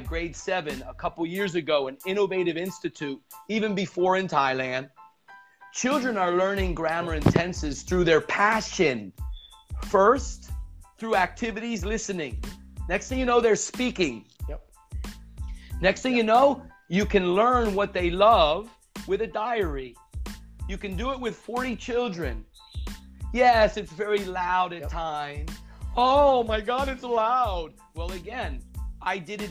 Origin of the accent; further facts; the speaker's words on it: United States; first language English; moved away; I was a native in America and I had the opportunity to speak my mother tongue